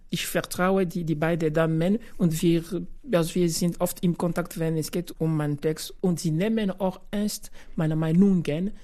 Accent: DR Congo; German is a second language; now in Graz, Austria; ich bin Kongolese

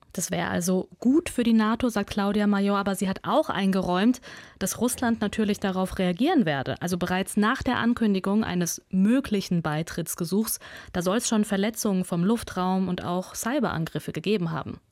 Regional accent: Kazakhstan; moved away; Ich bin in Kasachstan geboren.

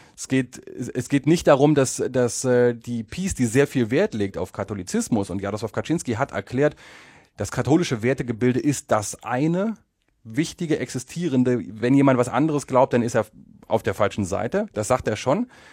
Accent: Germany; moved away as an adult; now in Poland; ich komme aus Deutschland

